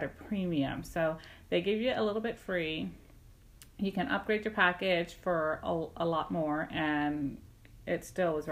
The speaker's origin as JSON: {"language": "English", "region": "Texas", "country": "United States", "said": "we're from Texas"}